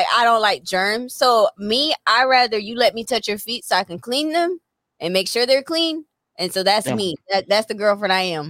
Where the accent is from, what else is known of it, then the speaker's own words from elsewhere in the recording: Chesterfield, United States; Oh wow, I'm from Chesterfield, so that's fine.